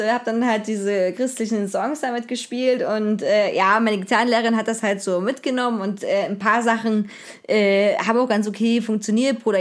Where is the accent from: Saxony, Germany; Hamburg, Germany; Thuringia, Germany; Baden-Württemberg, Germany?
Saxony, Germany; Rheinsdorf; Ich kann ja sagen, wo ich herkomme aus Rheinsdorf, ist nah an Zwickau, ist äh, bekannt durch das Zwickau ist ja bekannt durch die NSU und durch Trabant